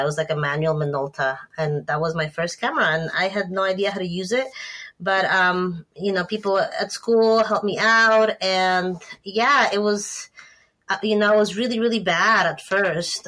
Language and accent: English; Ecuador; moved away as an adult; also born or lived in Bay Area, California, United States; now in United States; I grew up in Ecuador, but I came up to the U.S. for college because my sister lived in the in the Bay Area